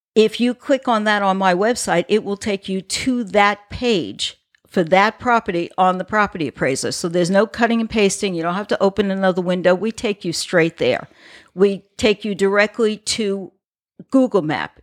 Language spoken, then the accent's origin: English; New York, United States; now in Florida, United States; I'm originally from New York. My father traveled, we lived on the island